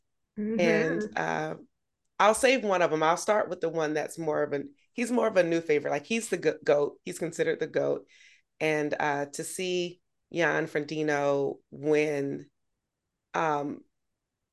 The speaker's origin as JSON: {"language": "English", "town": "Augusta", "region": "Georgia", "country": "United States", "tie": "born or raised there", "moved": "yes", "said": "my hometown"}